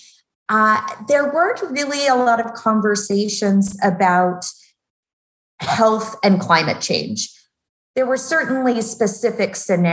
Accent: outside of Nashville, Tennessee, United States; when I grew up in Nashville, outside of Nashville, actually, in a more rural community.

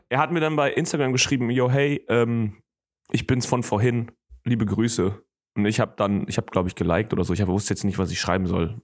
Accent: Germany; ich komme aus, ähm, ich komme aus Deutschland

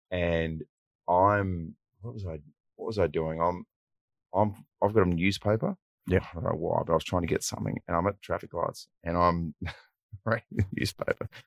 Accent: Wagga Wagga, New South Wales, Australia; moved away as an adult; also born or lived in Sydney; now in Adelaide, Australia; I'm originally from Wagga Wagga, yeah, which is um, southern southwest New South Wales, and that is, I mean, it's regarded as a city, but it's a big country town

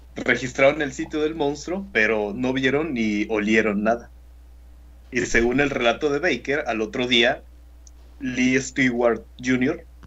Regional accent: Mexico; also born or lived in Tamaulipas; Somos de México

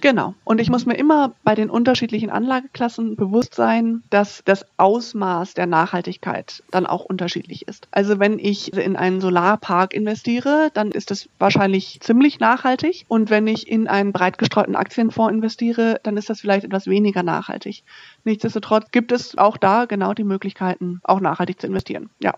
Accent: North Rhine-Westphalia, Germany; moved away; Ich komme aus Nordrhein-Westfalen ursprünglich

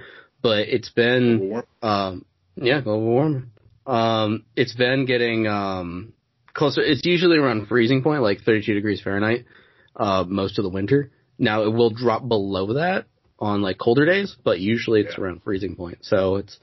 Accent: Northern New York, United States; moved away; I'm from Northern New York, where there's fucking nothing.

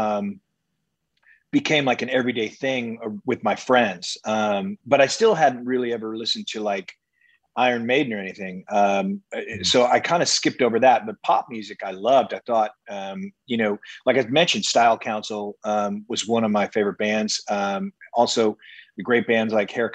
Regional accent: San Antonio, Texas, United States; moved away; also born or lived in Seattle; I grew up in San Antonio before I moved to Seattle

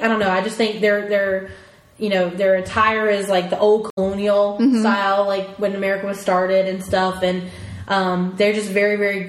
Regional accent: Japan; I'm from Japan.

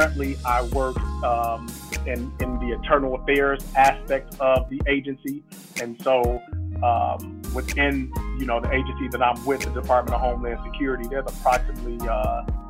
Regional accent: Chicago, Illinois, United States; I'm a kid from Inglewood, south side of Chicago.

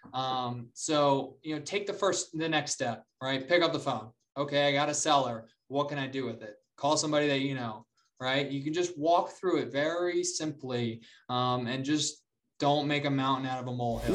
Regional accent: Charlotte, North Carolina, United States; moved away as an adult; also born or lived in Columbia, South Carolina; now in Denver, United States; I moved back to Charlotte. I'm from Charlotte

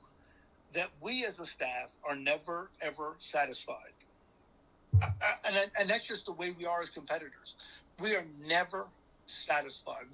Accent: Bermuda; moved away; I grew up in Bermuda

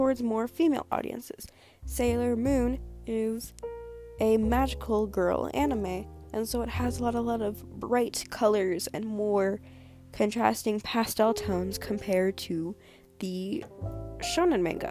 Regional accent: United States; I am American

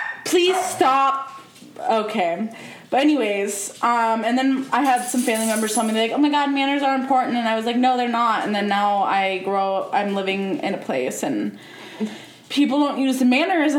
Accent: United States; also born or lived in Midwest; now in West Coast, United States; I grew up in the South and in the Midwest

